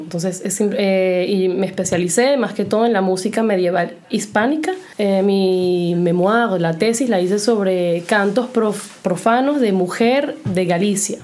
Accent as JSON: {"language": "Spanish", "country": "Venezuela", "also_born_or_lived": "Lyon, France", "moved": "as an adult", "lives_now": "France", "said": "cuando yo me fui de Venezuela"}